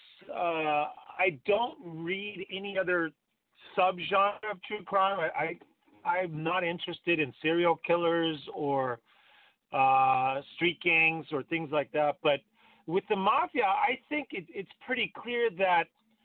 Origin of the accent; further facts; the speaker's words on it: San Francisco, California, United States; moved away as an adult; now in Los Angeles, United States; I grew up in San Francisco. I spent most of my life there, and then I moved to LA probably 14 years ago